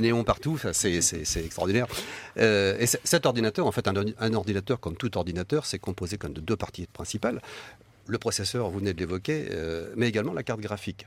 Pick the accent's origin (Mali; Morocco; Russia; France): France; chez nous en France